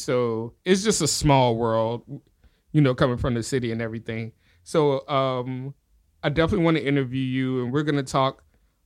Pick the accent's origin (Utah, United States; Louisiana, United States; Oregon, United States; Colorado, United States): Louisiana, United States; New Orleans; I'm from New Orleans.